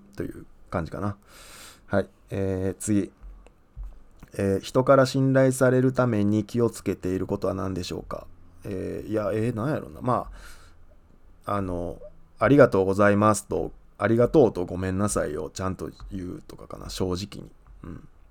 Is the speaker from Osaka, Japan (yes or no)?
yes; Osaka, Japan; 僕あの大阪の旭 区っていうとこ出身なんですけど